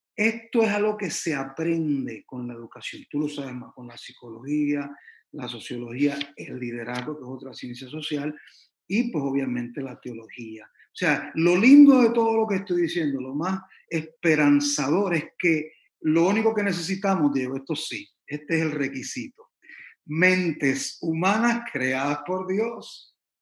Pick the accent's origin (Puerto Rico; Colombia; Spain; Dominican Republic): Puerto Rico; San Juan; now in Miami, United States; Yo soy originalmente de San Juan de Puerto Rico, la isla preciosa del Mar Caribe. Eh, aquí estoy en Miami hace como alrededor de 30 años ya